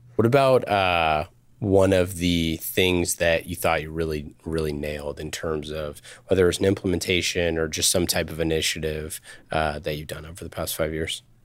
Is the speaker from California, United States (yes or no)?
yes; Northern California, United States; I grew up in Northern California